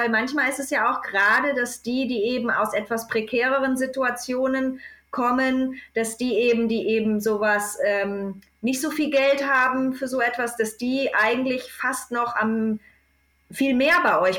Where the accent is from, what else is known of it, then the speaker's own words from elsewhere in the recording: Germany; Und ich weiß in der Schweiz, ich komme jetzt nur aus Deutschland, das ist schon nochmal irgendwie ein bisschen anderes.